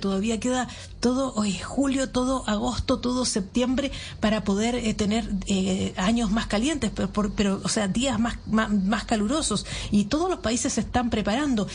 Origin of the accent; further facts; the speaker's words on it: Chile; como chilenas